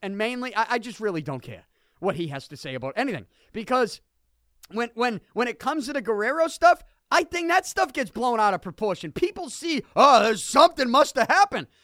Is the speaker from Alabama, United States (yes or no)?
no; Boston, Massachusetts, United States; I'm from Selty